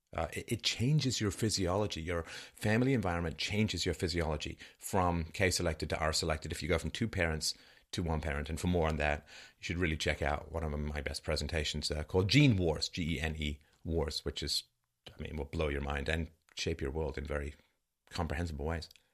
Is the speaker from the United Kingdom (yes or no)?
yes; London, United Kingdom; where I grew up in London.